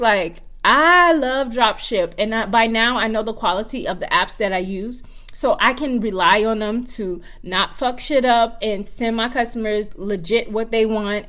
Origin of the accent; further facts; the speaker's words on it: Georgetown, South Carolina, United States; moved away; I'm from Georgetown, South Carolina